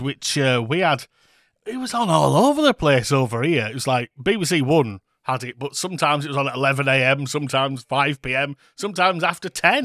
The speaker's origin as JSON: {"language": "English", "country": "United Kingdom", "said": "we are British. Can you hear from our voices?"}